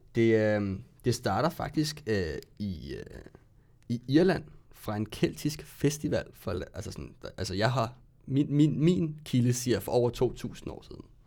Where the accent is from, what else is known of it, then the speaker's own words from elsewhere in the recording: Ballerup, Capital Region of Denmark, Denmark; lidt længere ude på Ballup, hvor jeg kommer fra.